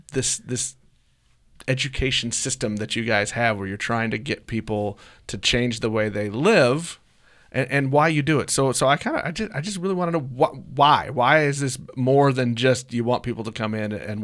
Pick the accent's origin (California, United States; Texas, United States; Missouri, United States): Missouri, United States; Blue Springs; I grew up in Blue Springs.